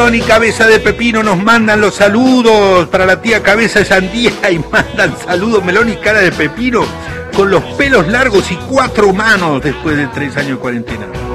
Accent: San Jorge, Santa Fe, Argentina; yo cuando era chico en San Jorge

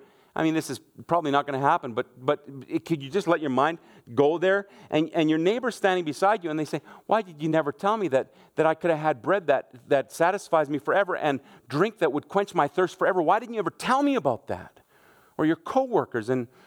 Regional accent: Germany; moved away; I grew up in Germany. My mom and dad are what we would call missionaries. I was 1 year old when we went to Germany.

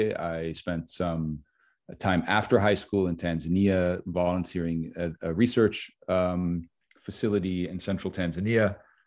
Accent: Switzerland; moved away; also born or lived in United States; So I am American, I guess, by citizenship, but I didn't really grow up in the United States. I was born in the United States and then moved to Switzerland at an early

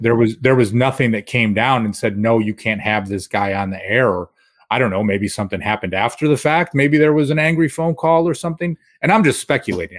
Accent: Rochester, New York, United States; I'm from Rochester and a Bills fan

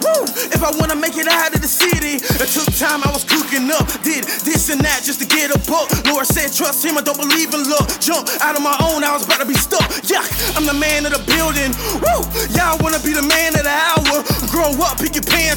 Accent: Jacksonville, Florida, United States; I remember when I was coming up, I was like, I'm South Side

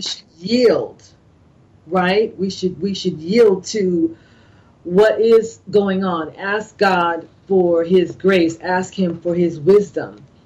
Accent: California, United States; moved away as an adult; now in East Coast, United States; growing up in California

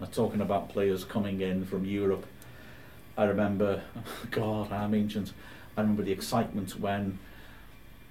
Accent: Wales, United Kingdom; I'm from Wales. I live in the cold.

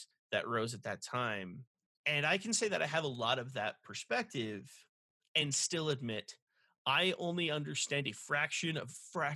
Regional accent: Los Angeles, California, United States; I grew up in Los Angeles.

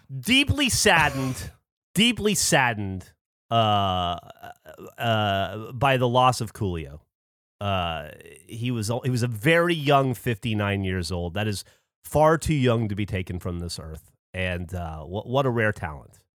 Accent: Alabama, United States; growing up in Alabama

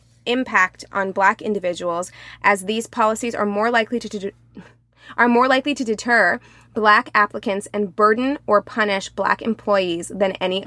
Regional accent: Springfield, Missouri, United States; as a black appearing person from Springfield, Missouri, who has worked in a hair salon in Springfield, Missouri

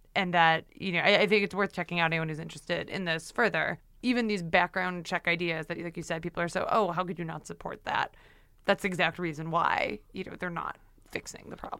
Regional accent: Ontario, Canada; now in United States; I grew up in Ontario

